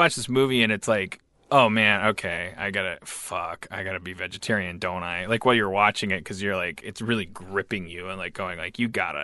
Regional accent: Milwaukee, Wisconsin, United States; now in Los Angeles, United States; I grew up in Milwaukee

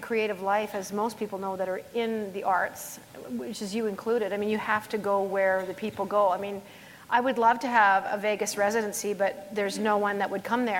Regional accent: Springbank, Alberta, Canada; this is my hometown, basically. {S2} Yeah. {S3} I mean, I'm from Springbank

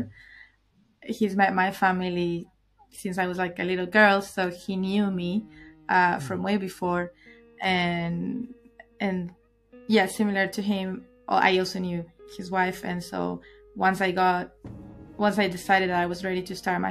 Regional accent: Argentina; I am from Argentina, born and raised, though half Brazilian, half Argentinian.

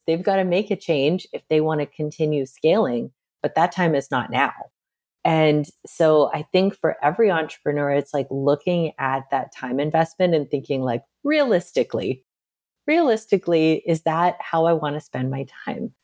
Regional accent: Midwest, United States; I'm from the Midwest

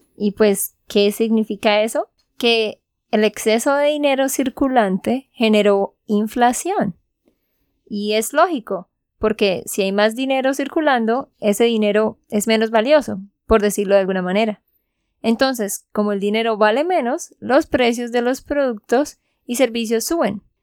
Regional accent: Santander, Colombia; de Santander, Colombia

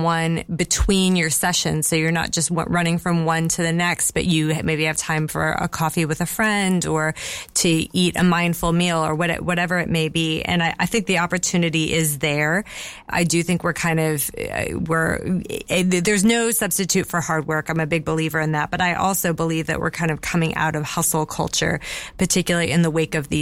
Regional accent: United States; now in Bath, United Kingdom; I'm American

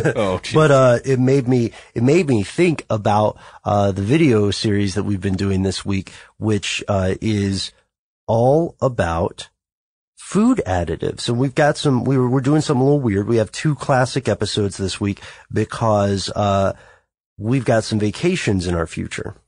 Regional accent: United States; We are all from the United States

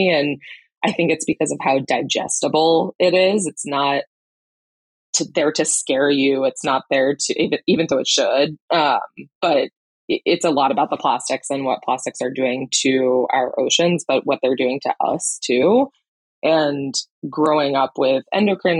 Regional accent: Camden, Maine, United States; moved away as an adult; also born or lived in Boston / Wyoming; I grew up in the Mid-Coast in Camden and was lucky enough to have a boat growing up

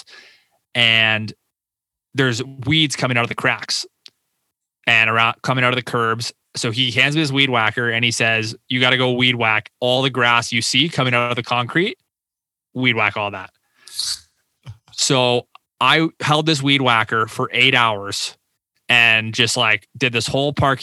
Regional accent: Windsor, Ontario, Canada; signed up for like business commerce at the University of Windsor, my hometown

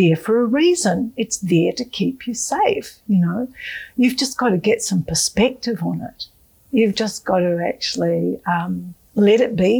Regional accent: Australia; As an Australian

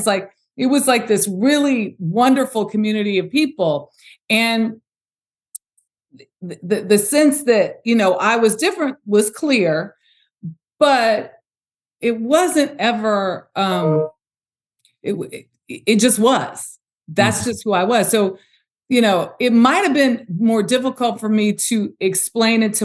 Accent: Los Angeles, California, United States; So I'm from South Central Los Angeles

